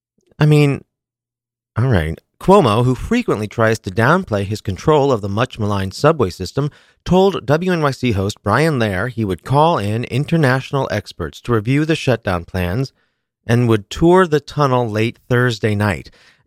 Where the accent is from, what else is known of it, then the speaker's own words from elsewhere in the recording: Kansas City, Missouri, United States; as I mentioned last week, I am from Kansas City, love the Chiefs, root for the Chiefs.